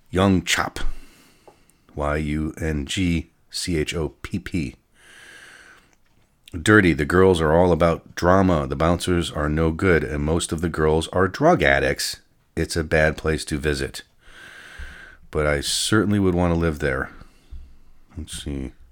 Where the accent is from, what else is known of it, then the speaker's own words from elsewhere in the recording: Denver, Colorado, United States; I'm from Denver, and have had different clubs in quotes all over the country.